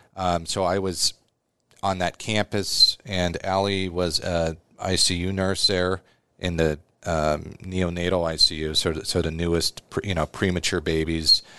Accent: Omaha, Nebraska, United States; also born or lived in Chicago; I was born in Omaha, went to West Side

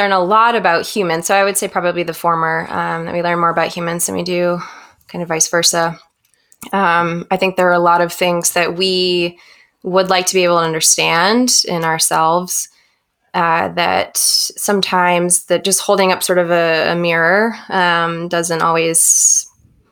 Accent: New Hampshire, United States; also born or lived in Chicago; I'm actually from New Hampshire.

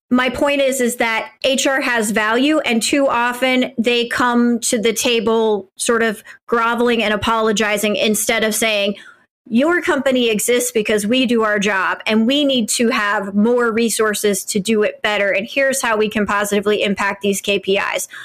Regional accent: Midwest, United States; as a, as a white Midwesterner

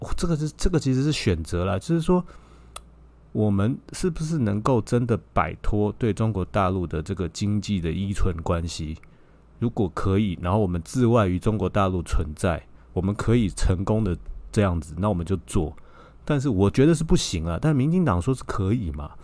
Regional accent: Taipei, Taiwan; 我也是台北

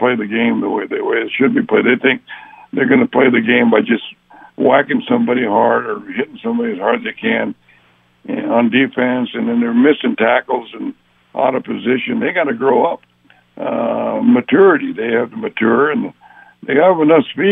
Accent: San Joaquin Valley, California, United States; when I was growing up in the San Joaquin Valley

